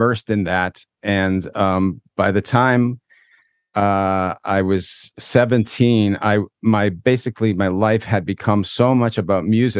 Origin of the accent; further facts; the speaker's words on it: Toronto, Ontario, Canada; moved away as an adult; now in Israel; I grew up actually in Toronto originally.